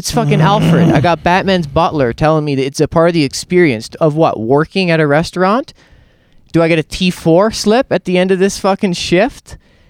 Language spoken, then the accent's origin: English; Canada; I'm a headliner from Canada